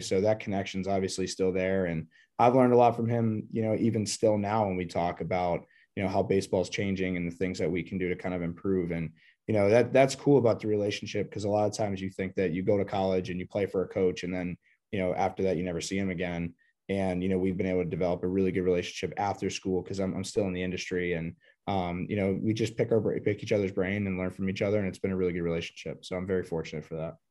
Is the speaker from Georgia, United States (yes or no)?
no; Pittsburgh, Pennsylvania, United States; I'm originally from Pittsburgh, Pennsylvania. Um, grew up there